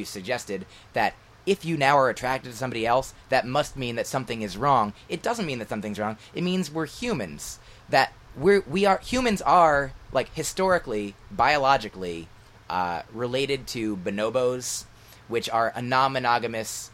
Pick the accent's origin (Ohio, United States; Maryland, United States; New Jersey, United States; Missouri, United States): New Jersey, United States; moved away as an adult; also born or lived in Boston; I grew up in New Jersey and then went to school in Boston